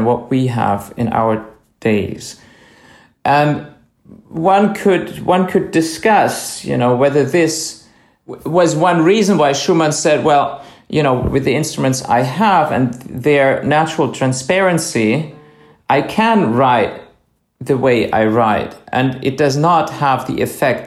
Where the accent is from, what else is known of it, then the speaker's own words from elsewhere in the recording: Speyer, Rhineland-Palatinate, Germany; I was born and I grew up in a town called Speyer, and this is right at the river Rhine.